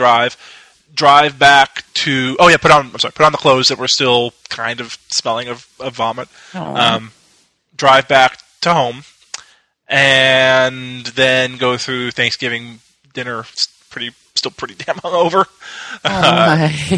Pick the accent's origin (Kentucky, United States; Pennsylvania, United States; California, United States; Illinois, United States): Kentucky, United States; Louisville; moved away as an adult; also born or lived in Dallas; I had flew back to Louisville, my hometown, from Dallas, because I was going to school in Dallas.